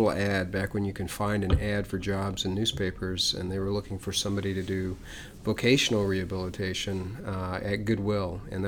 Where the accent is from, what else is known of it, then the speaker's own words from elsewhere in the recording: Ohio, United States; moved away as an adult; now in Austin, United States; I was from Ohio